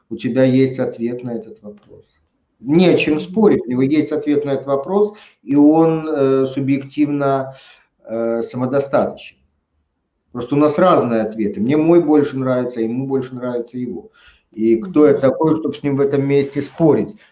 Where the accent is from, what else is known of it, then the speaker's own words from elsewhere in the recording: Tashkent, Uzbekistan; я родился в Узбекистане, в Советском Союзе, в Ташкенте